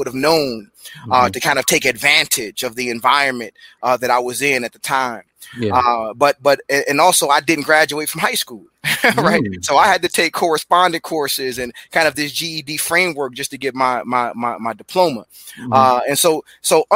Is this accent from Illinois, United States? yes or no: yes; Chicago, Illinois, United States; moved away as an adult; also born or lived in Glenwood, Illinois; now in Charlotte, United States; I'm from Chicago originally, from 39th Street to Glenwood, Illinois